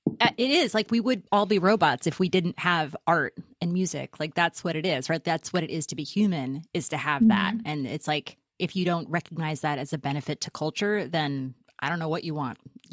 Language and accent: English; Midwest, United States; I'm also from the Midwest.